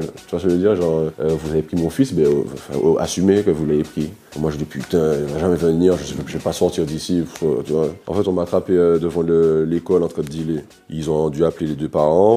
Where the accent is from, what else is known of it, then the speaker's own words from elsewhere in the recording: Martinique; On a grandi ensemble en Martinique